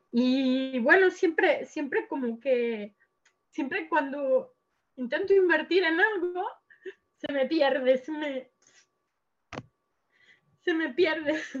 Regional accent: Mexico; now in Lleida, Spain; yo soy mexicana, pero ahora mismo vivo en Sor en, en Lleida.

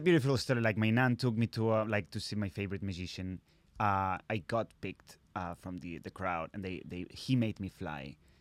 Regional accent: Catalonia, Spain; first language Catalan; English is a second language; moved away as an adult; also born or lived in Barcelona; Catalan is my first language

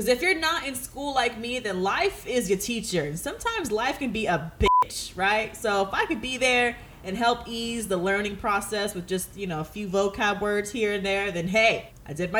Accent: Antioch, California, United States; moved away as an adult; also born or lived in San Francisco / Berkeley; now in Los Angeles, United States; I am from the Bay Area

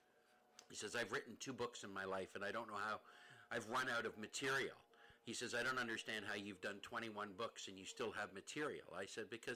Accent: Paris, Ontario, Canada; I grew up in Paris, Ontario.

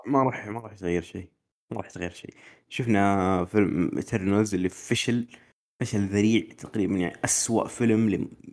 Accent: Saudi Arabia; عندنا في السعوديه

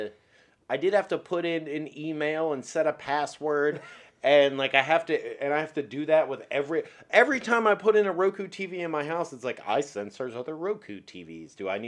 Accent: Glen Burnie, Maryland, United States; we grew up in the Glen Burnie, Pasadena area.

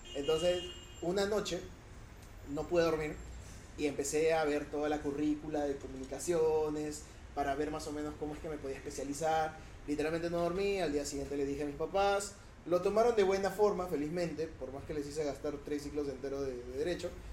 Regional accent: Lima, Peru; yo vivo en San Juan

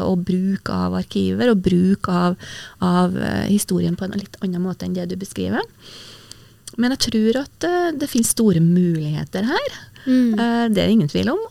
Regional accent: Verdal, Trøndelag, Norway; særlig fra Verdals, Verdalstinget, der, eh, som er heimgården min, eller mm. heimplassen min

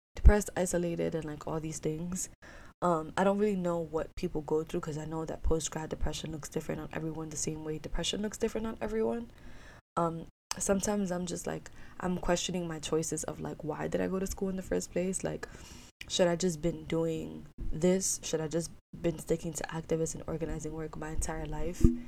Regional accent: New York City, New York, United States; also born or lived in Ithaca; I love being in New York City. I love growing up here

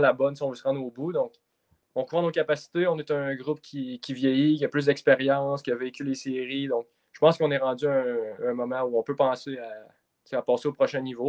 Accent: Donnacona, Quebec, Canada; ma ville natale de Danakona

